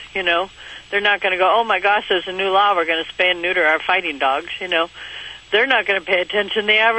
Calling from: California, United States; I'm in California listening to Coast.

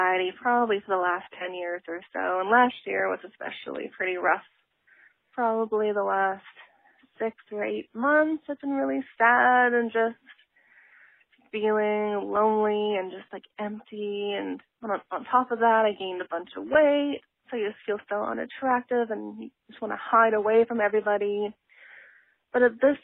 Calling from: Vancouver, British Columbia, Canada; I'm calling from Vancouver, Canada

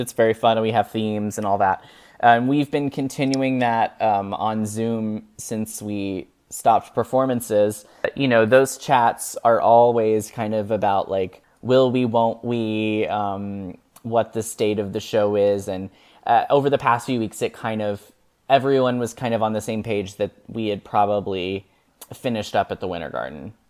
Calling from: Lexington, Kentucky, United States; today I'm calling from Lexington, Kentucky

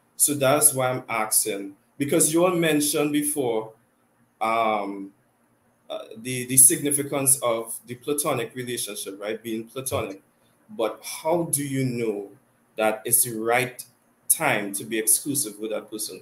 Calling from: Trinidad & Tobago; Yep, I'm calling from Trinidad and Tobago

